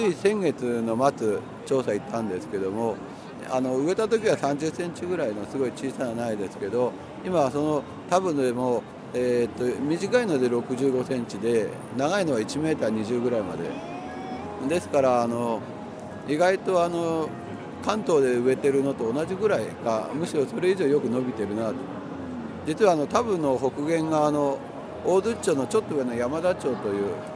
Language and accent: Japanese; Canada; Japanese is a second language; now in Sendai, Japan; カナダ出身なので実は僕の家の後ろにね本当に広い森があってよくあの兄弟でね遊んでいたり